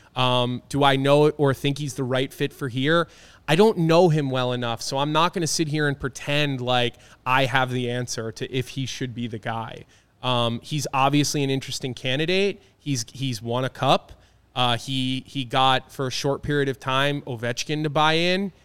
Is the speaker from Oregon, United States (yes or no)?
no; Philadelphia, Pennsylvania, United States; moved away; growing up in Philadelphia, being an Eagles fan